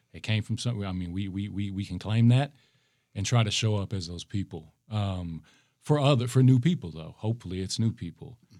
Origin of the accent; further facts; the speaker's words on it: Minneapolis, Minnesota, United States; I'm from the north side